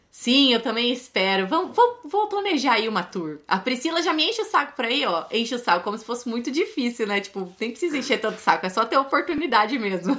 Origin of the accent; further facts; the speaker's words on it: São Paulo, Brazil; eu sou de São Paulo